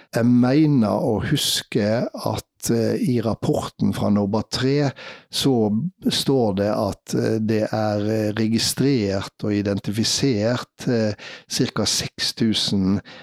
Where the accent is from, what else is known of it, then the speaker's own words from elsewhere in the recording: Vaksdal, Vestland, Norway; jeg var redaktør for ei lokalavis i heimkommunen min, Vaksdal